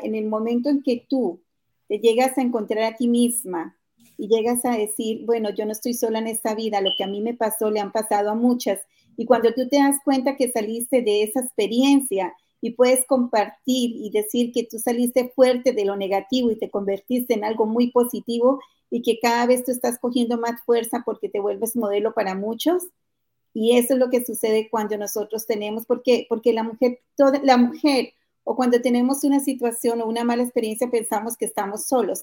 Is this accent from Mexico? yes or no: no; Colombia; moved away as an adult; now in United States